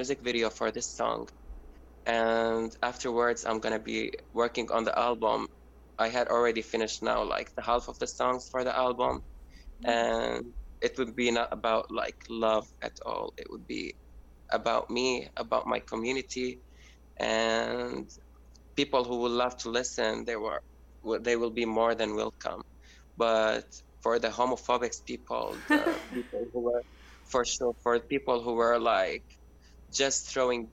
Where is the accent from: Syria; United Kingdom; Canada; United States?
Syria; moved away as an adult; now in Berlin, Germany; my community and for my hometown